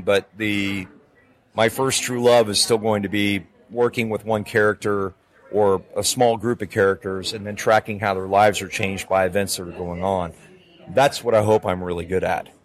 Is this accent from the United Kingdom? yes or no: no; Calgary, Alberta, Canada; when I was growing up in Canada